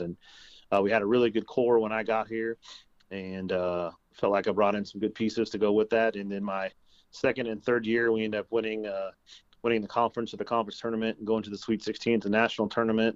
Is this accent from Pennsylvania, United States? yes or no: no; Lawrence, Kansas, United States; now in Ottawa; I'm from Lawrence originally, and so um, kind of always planning to go to KU